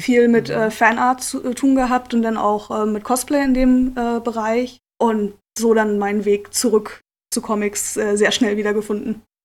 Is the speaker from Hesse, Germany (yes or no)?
no; Lüneburg, Lower Saxony, Germany; ich komme ursprünglich aus Lüneburg, ah. ähm, in der Nähe von Hamburg. Okay. Und ähm, habe da ähm, und in und um Lüneburg meine Jugend verbracht.